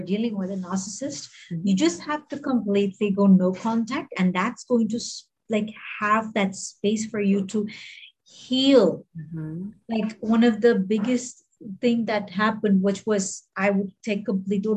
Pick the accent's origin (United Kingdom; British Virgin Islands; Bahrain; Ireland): Bahrain; also born or lived in Mumbai, India; now in Hong Kong; I grew up in Bahrain